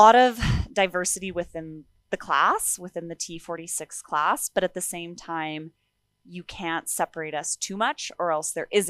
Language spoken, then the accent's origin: English; Sherwood Park, Alberta, Canada; also born or lived in Kenora, Ontario; So I was born in Kenora, Ontario. And then my family moved out here to Sherwood Park, Alberta.